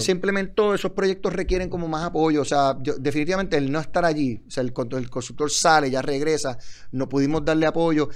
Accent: Puerto Rico; de Puerto Rico a Ciudad México es un cambio

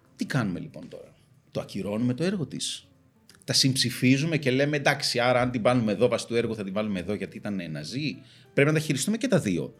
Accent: Greece; μεγαλώνοντας στην Ελλάδα

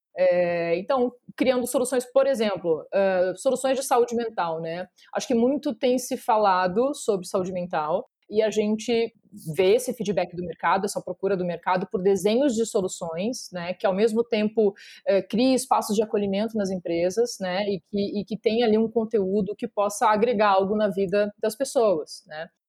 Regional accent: Porto Alegre, Rio Grande do Sul, Brazil; moved away as an adult; now in São Paulo, Brazil; eu sou natural de Porto Alegre

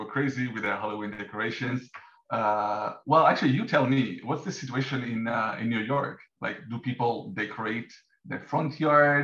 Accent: Rome, Lazio, Italy; moved away as an adult; now in Canada; I'm also coming from Rome. We both studied in Rome at University of Architecture

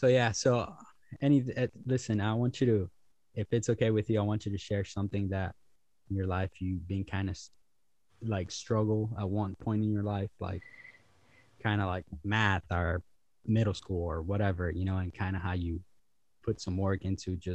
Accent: Honduras; I'm from Honduras

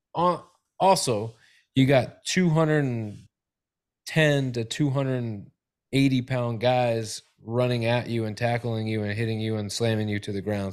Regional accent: Tennessee, United States; now in Florida, United States; I'm from Tennessee and it's always been dressing

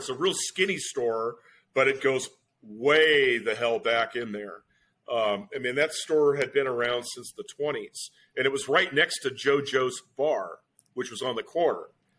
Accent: Long Beach, California, United States; when I was growing up in Long Beach in the 60s, we had, and Long Beach was not a rural community.

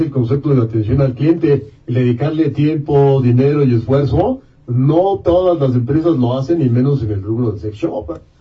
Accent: Mexico; nuestra sociedad mexicana

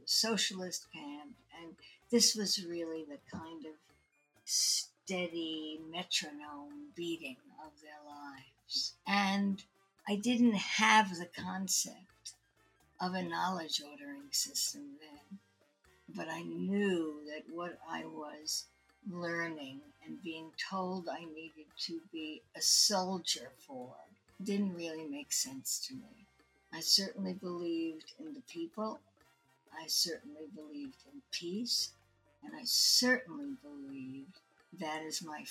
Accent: New York City, New York, United States; I grew up in Brooklyn, and I read everything that I could at the Brooklyn

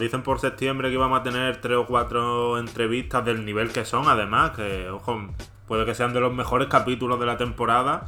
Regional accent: Andalusia, Spain; Como buen andaluz

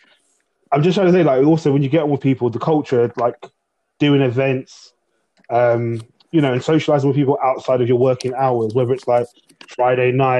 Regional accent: London, United Kingdom; I grew up in Southeast London, predominantly Afro-Caribbean, African, and a bit of white area kind of thing.

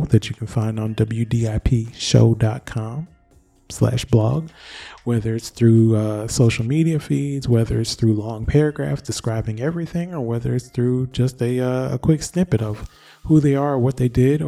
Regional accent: Michigan, United States; my home state of Michigan

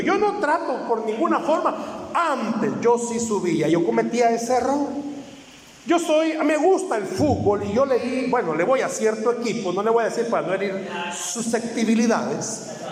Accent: El Salvador; No tenemos identidad como salvadoreños

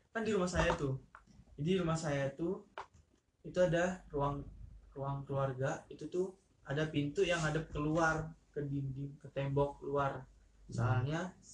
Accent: Palembang, South Sumatra, Indonesia; ke Lampung kan saya dari Palembang nih

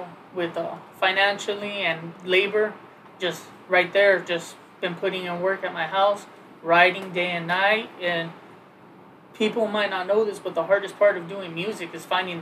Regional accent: La Habra, California, United States; I'm from La Habra, California

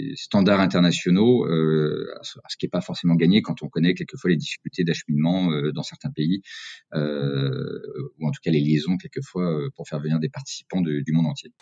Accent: Cantal, Auvergne-Rhône-Alpes, France; moved away; je suis originaire du Cantal, donc du centre de la France

